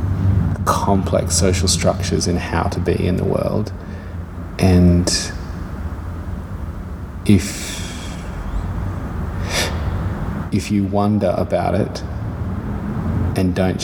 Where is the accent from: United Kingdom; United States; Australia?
Australia; Darwin, Northern Territory; now in Perth, Australia; I grew up in Darwin, so it's only just full of things that'll eat you